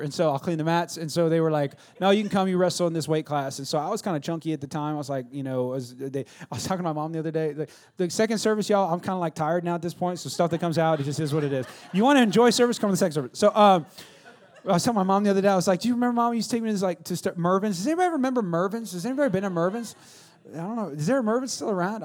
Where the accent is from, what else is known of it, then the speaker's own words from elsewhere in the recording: West Coast, United States; when I was growing up in the West Coast of the Best Coast